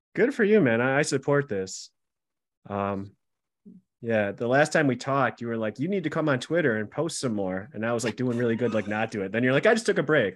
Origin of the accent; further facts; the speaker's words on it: Buffalo, New York, United States; accent: Buffalo; my Buffalo accent